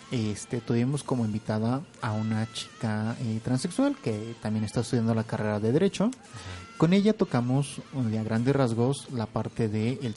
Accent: Hidalgo, Mexico; Por ejemplo, que soy del estado de Hidalgo

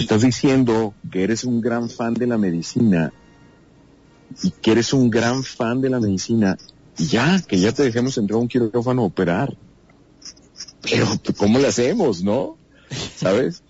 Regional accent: Cuauhtémoc, Chihuahua, Mexico; en Ciudad Cuauhtémoc, Chihuahua, donde yo nací

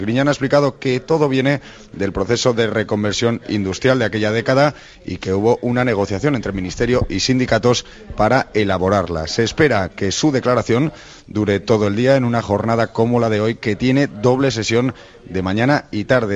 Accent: Purias, Region of Murcia, Spain; moved away; yo soy de, lógicamente, de Purias, aunque no vivo allí ahora actualmente

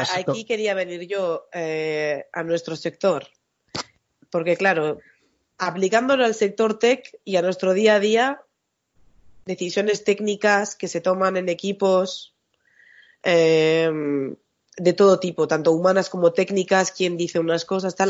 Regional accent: Bilbao, Basque Country, Spain; moved away; yo soy de Bilbao y soy del norte

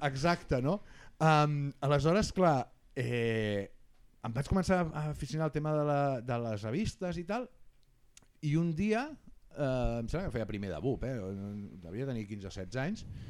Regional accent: Barcelona, Catalonia, Spain; jo sóc del Guinardó

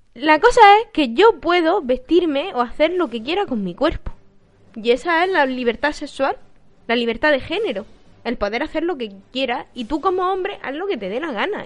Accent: Eastern Andalusia, Spain; los andaluces, o por lo menos los de Andalucía Oriental

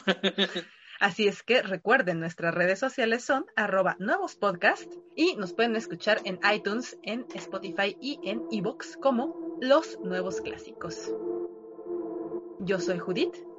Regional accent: Mexico

